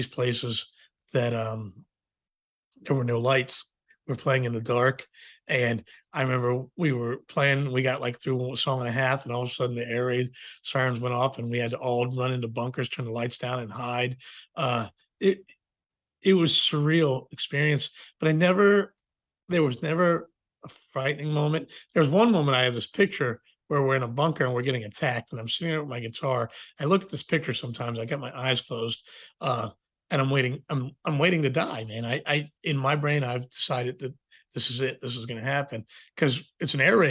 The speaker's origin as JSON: {"language": "English", "region": "Virginia", "country": "United States", "said": "I'm from Virginia, so I've always been rooted in the country music stuff"}